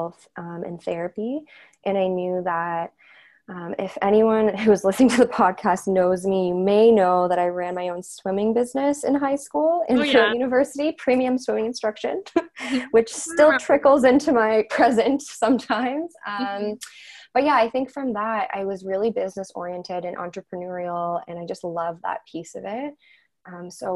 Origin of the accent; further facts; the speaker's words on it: Courtice, Ontario, Canada; also born or lived in Haliburton; now in Toronto, Canada; I grew up in Curtis